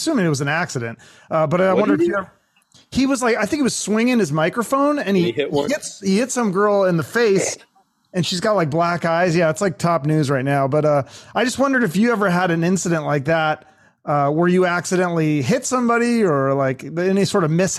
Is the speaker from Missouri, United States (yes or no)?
no; Seattle, Washington, United States; I grew up in Seattle in the 90s.